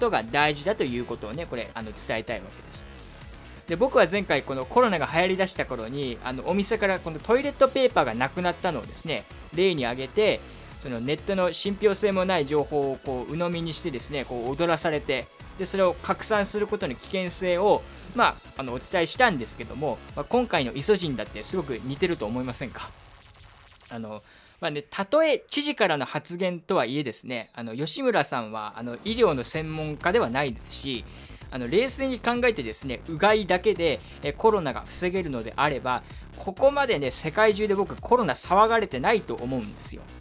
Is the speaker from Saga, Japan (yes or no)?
yes; Saga, Japan; 僕も桃子もあの2人とも佐賀出身っていうのもあってですね